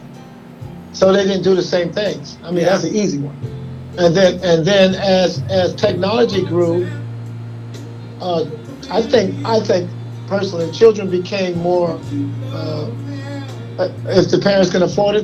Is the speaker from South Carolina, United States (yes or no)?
yes; South Carolina, United States; I grew up in South Carolina